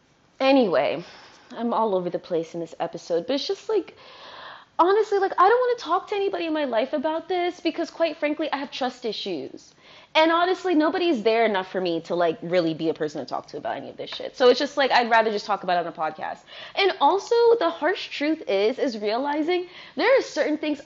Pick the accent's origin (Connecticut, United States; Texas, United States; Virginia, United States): Virginia, United States; Fredericksburg; now in Brooklyn, United States; I grew up in Fredericksburg, Virginia